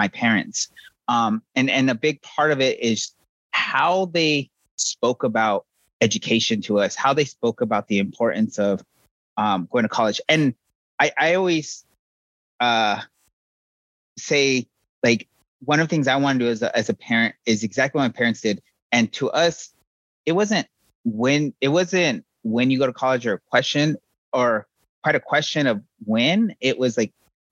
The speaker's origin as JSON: {"language": "English", "region": "southern New Mexico", "country": "United States", "tie": "born or raised there", "also_born_or_lived": "Navajo Nation / Stanford, California", "moved": "as an adult", "lives_now": "Austin, Texas, United States", "said": "I grew up in New Mexico, was born on the Navajo reservation. I lived there for a while. Moved off the reservation to southern New Mexico, kind of closer to where my dad's from, and lived there for a while"}